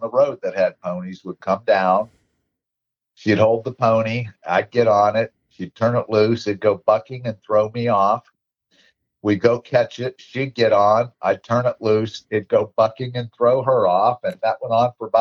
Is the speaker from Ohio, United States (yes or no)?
yes; Warren, Ohio, United States; also born or lived in Youngstown, Ohio / Bristolville, Ohio / Howland, Ohio; moved the next town over when I was too young to remember, to Warren, Ohio